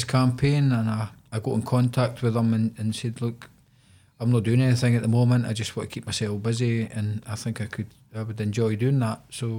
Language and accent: English; Edinburgh, Scotland, United Kingdom; born or raised there